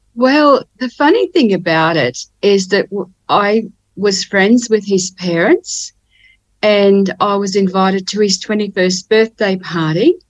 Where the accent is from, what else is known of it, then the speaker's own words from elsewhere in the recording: Ipswich, Queensland, Australia; now in Cairns, Australia; I was born in Ipswich, which is near Brisbane in Queensland